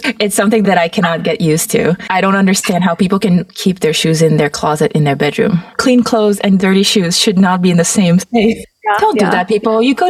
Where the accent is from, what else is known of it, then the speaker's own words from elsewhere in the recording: Mauritius; moved away; I grew up in Mauritius, which is a tiny island east of Madagascar. And actually, over 50% of the population, I think, is of Indian descent. I was a minority as a light-skinned Chinese person.